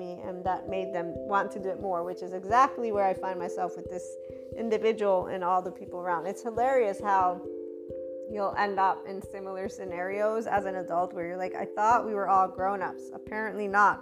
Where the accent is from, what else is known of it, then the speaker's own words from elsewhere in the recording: United States; first language English; also born or lived in Naples, Italy; I'm an American first, in the sense of I was born there. My mother tongue is English